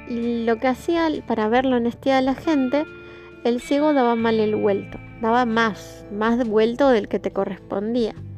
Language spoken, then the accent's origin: Spanish; Argentina; yo hago este podcast desde Argentina